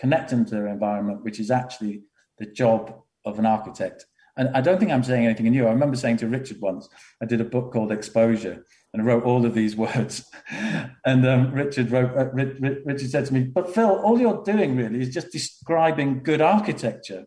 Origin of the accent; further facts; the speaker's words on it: Liverpool, North West England, United Kingdom; also born or lived in Runcorn; I grew up in Liverpool and Runcorn